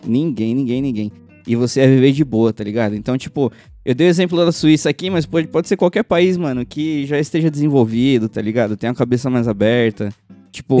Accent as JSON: {"language": "Portuguese", "region": "São Paulo", "country": "Brazil", "said": "a gente é de São Paulo"}